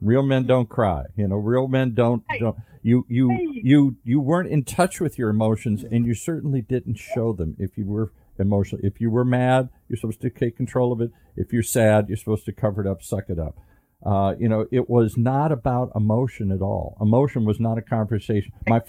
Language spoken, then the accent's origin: English; Midwest, United States; I grew up in the Midwest.